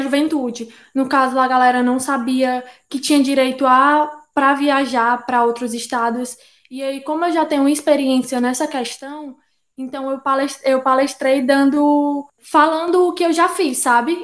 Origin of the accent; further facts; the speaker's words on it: Fortaleza, Ceará, Brazil; poeta, é, nascida e criada no Grande Bom Jardim.